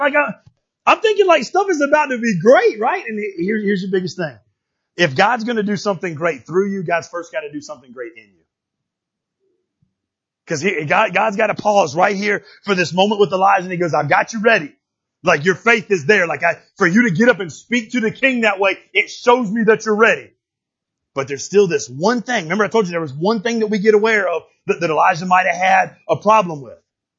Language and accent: English; Florida, United States; I'm from Florida.